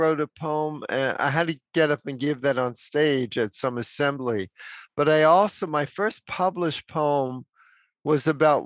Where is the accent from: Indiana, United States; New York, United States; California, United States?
New York, United States; New York City; moved away as an adult; also born or lived in Manhattan, New York City; now in San Francisco, United States; I was born in Manhattan, New York City. I grew up in the Bronx and lived there until I was a young man